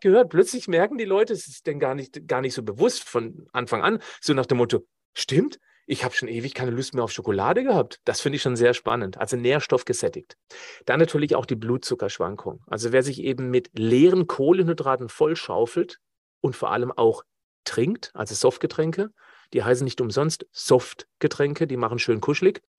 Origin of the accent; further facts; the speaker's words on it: Black Forest, Baden-Württemberg, Germany; ich komme ja aus dem Schwarzwald